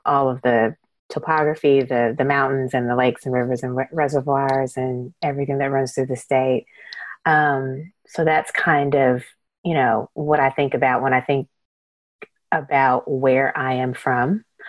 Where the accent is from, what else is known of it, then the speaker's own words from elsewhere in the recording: East Tennessee, United States; I'm a Tennessean. I was born in West and raised in East, and now I've lived in Middle for 20 years.